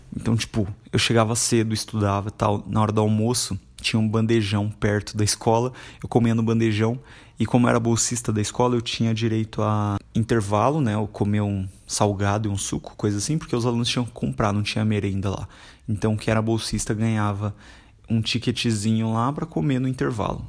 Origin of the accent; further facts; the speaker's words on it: Carapicuíba, São Paulo, Brazil; Eu fui criado em Carapicuíba, que é uma cidade vizinha de Osasco